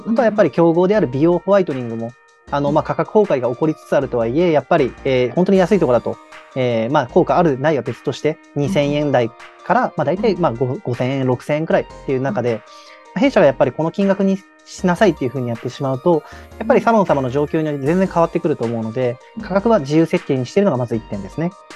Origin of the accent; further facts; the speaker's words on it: Nagoya, Aichi, Japan; moved away as an adult; also born or lived in Tokyo; 私は、まあ、あの、高校までずっと名古屋に、えー、住んでいて、でまあ、大学を機に上京して